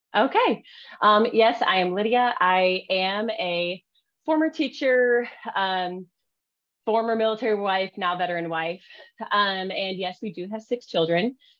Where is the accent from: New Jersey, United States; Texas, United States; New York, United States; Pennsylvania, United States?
Pennsylvania, United States; now in Oklahoma, United States; I am actually not Oklahoma, Oklahoman born, Oklahoma born or whatever. I'm actually from Pennsylvania.